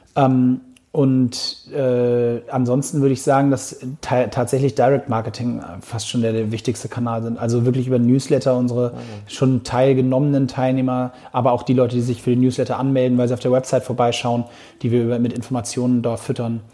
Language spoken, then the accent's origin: German; Hamburg, Germany; für einen gebürtigen Hamburger